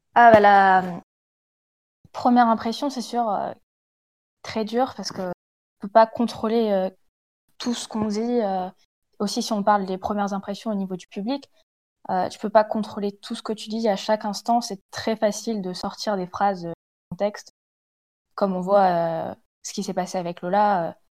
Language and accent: French; the North, Hauts-de-France, France